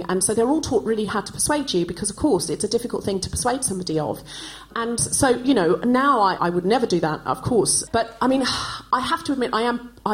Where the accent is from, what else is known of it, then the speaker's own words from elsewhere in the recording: Australia; I haven't always spoken like this. I was born and raised in Australia. I know I don't sound especially Australian